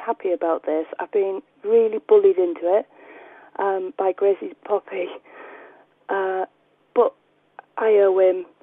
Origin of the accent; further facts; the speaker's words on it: United Kingdom; I'm too British for all this kind of stuff